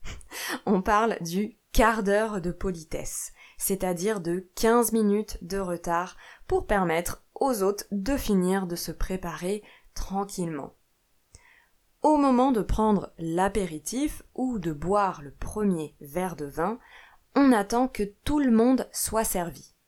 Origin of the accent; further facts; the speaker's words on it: France; moved away; also born or lived in Italy / Portugal / Brazil; je suis professeure de français chez moi en France, mais j'ai aussi vécu en Italie, au Portugal et au Brésil.